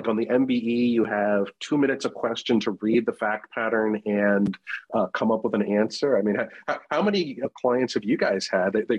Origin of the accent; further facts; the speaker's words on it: East Coast, United States; moved away as an adult; also born or lived in Madison, Wisconsin; I grew up on the East Coast